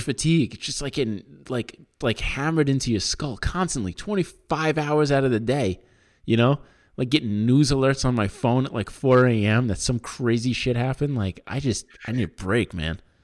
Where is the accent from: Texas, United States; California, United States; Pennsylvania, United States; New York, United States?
New York, United States; Long Island; where I grew up in Long Island